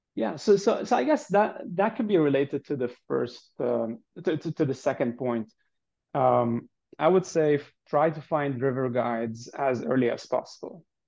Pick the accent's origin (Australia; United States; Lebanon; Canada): Lebanon; moved away as an adult; I'm originally from Lebanon, was born and raised there